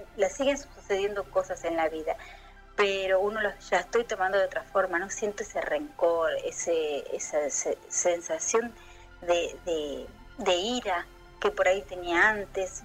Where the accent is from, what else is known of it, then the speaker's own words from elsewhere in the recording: Argentina; soy … de Argentina